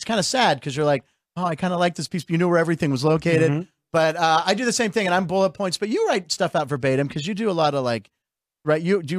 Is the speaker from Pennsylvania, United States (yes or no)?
yes; Pittsburgh, Pennsylvania, United States; born or raised there; now in Los Angeles, United States